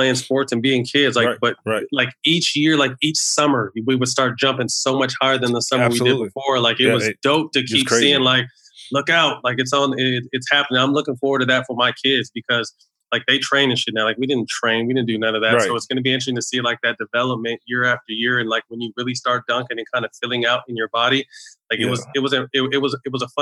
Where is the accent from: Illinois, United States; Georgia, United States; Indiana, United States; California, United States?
California, United States; Sacramento; playing in my hometown